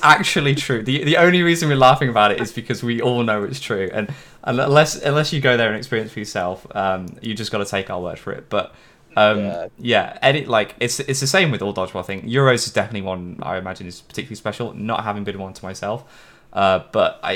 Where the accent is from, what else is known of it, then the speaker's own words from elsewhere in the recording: England, United Kingdom; We are, after all, English, or I am.